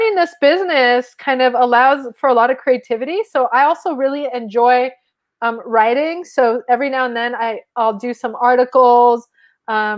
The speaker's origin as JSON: {"language": "English", "country": "Mexico", "first_language": "Spanish", "second_language": "English", "moved": "yes", "lives_now": "United States", "said": "I'm from Mexico"}